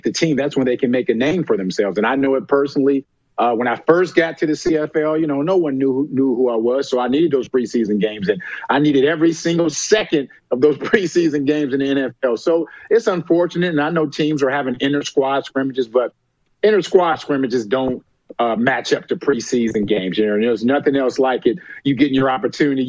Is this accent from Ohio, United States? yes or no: yes; Cincinnati, Ohio, United States; I'm from Cincinnati